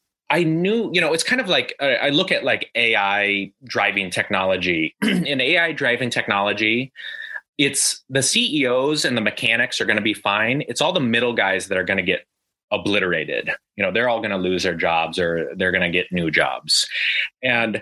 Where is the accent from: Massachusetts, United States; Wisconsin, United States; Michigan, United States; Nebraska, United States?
Nebraska, United States; Omaha; moved away as an adult; now in China; I'm originally from the American Midwest, from Omaha, Nebraska